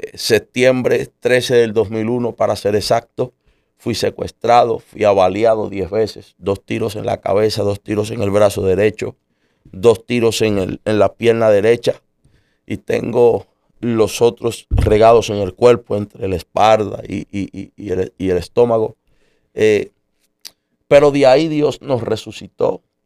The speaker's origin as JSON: {"language": "Spanish", "country": "United States", "tie": "born or raised there", "said": "En marzo del 79 nací yo en los Estados Unidos."}